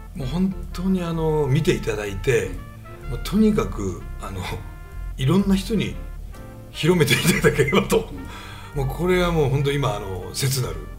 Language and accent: Japanese; Niigata, Japan; 僕ら新潟です